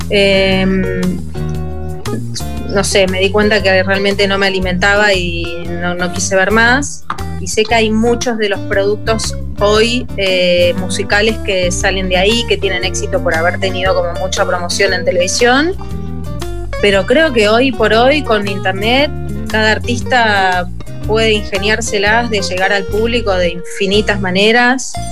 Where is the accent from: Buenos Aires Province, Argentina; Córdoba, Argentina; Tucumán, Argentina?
Córdoba, Argentina; born there; also born or lived in Buenos Aires; En realidad yo nací en Córdoba, mis padres son cordobeses. Eh, y mi mamá es la única que quedó en Buenos Aires, porque es ahí donde vivimos por última vez todos juntos.